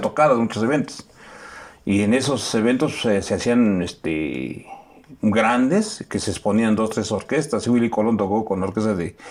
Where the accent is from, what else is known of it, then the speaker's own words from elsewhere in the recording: Melchor Ocampo, Mexico; soy del Melchor Ocampo, eh, soy nativo de allá, soy 100% melchorense